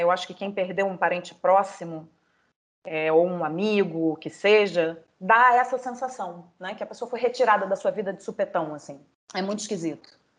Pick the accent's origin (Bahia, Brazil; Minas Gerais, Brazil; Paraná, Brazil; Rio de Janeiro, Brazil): Rio de Janeiro, Brazil; moved away as an adult; now in São Paulo, Brazil; eu nunca morei em outro lugar que, que não fosse o Rio de Janeiro.